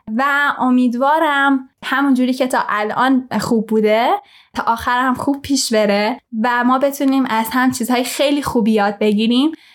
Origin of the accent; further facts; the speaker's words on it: Tehran, Tehran Province, Iran; moved away; در شهر تهران به دنیا اومدم بزرگ شدم